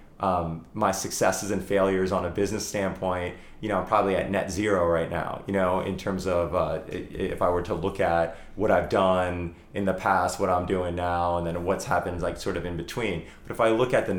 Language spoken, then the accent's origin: English; Morristown, New Jersey, United States; moved away; we have a property in South Jersey, in my hometown in Morristown